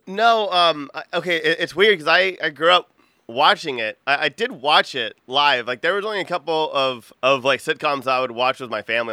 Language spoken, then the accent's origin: English; Texas, United States; I'm from Texas